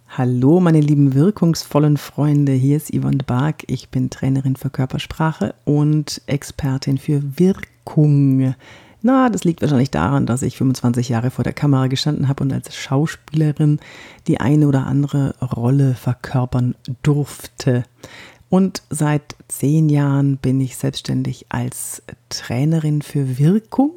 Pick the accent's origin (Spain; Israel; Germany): Germany; Franconia, Bavaria; accent: Franconian; also born or lived in Munich; Also ich bin Fränkin, wie du, wie du hörst. Ich bin in Frankenland aufgewachsen. Naja gut, ich bin in München geboren, bin in Franken aufgewachsen